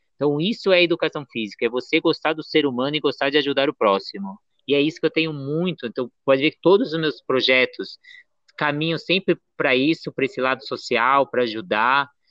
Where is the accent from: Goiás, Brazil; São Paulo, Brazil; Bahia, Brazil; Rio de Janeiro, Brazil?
São Paulo, Brazil; Santos; Santos, que é onde vem minha família